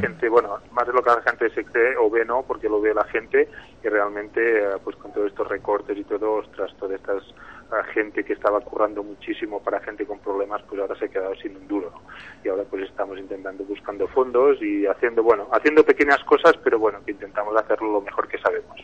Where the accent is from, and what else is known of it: Spain